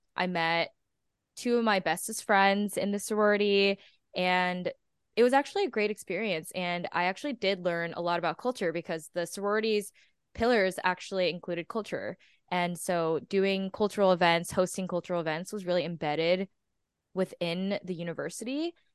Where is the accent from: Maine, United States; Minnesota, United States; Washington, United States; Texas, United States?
Texas, United States; moved away as an adult; now in New York, United States; I am originally from Texas, and I moved to New York I think five days after I graduated